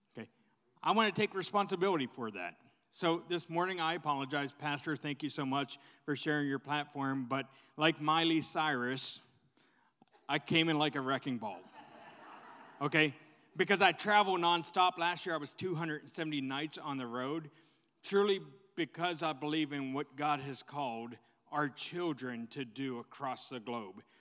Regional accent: Pittsburgh, Pennsylvania, United States; I'm a Gen Xer and I'm from Pittsburgh

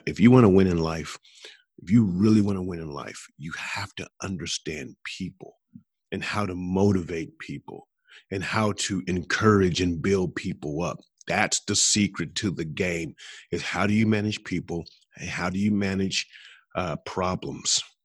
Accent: Columbus, Ohio, United States; Columbus, which is my hometown

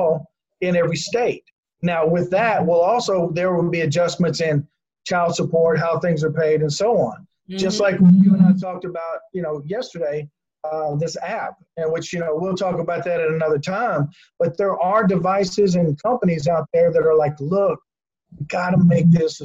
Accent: Kentucky, United States; also born or lived in southern Indiana; now in Indiana, United States; I grew up in Kentucky, yes. Okay. But I live in southern Indiana.

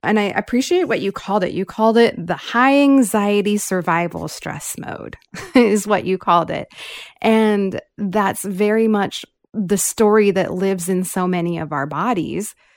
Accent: California, United States; I grew up here in California

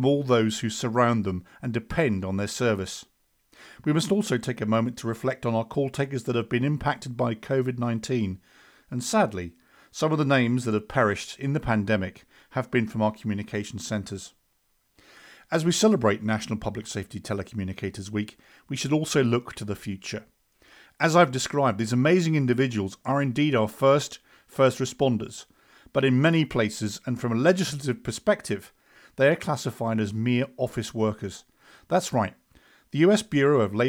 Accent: United Kingdom; I, of course, am from the UK

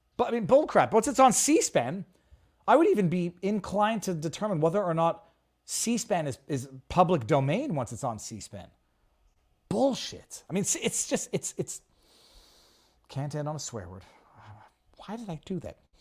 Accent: Canada; I'm a Canadian

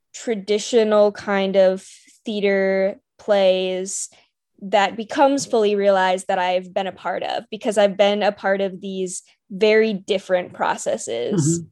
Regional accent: Raleigh, North Carolina, United States; born and raised in the Raleigh area, so always been a local.

